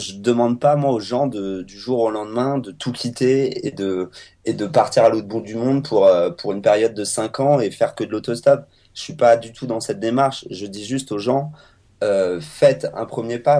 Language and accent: French; France; en tant que Français